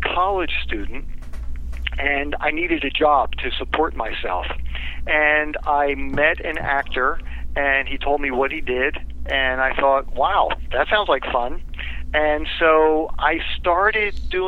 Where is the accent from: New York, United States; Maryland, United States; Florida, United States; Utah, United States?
Maryland, United States; Baltimore; I grew up here. My bed is here